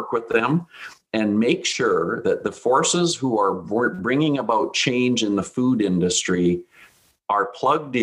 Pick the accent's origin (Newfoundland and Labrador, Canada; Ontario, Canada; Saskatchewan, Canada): Saskatchewan, Canada; south of Regina; I grew up in Saskatchewan, we had land on our farm